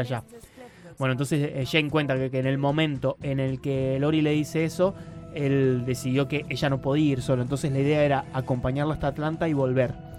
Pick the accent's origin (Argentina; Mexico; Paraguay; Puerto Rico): Argentina; Mina Clavero, Córdoba; Yo soy de Mina Clavero